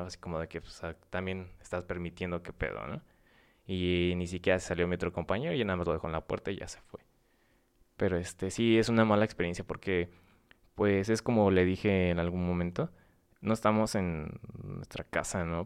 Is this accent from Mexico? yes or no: yes; San Luis Potosí, Mexico; now in Morelos, Mexico; soy potosino